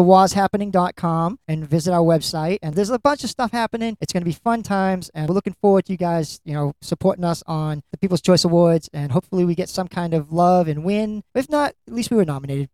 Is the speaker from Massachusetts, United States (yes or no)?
yes; Lynn, Massachusetts, United States; you're my hometown it's where i'm from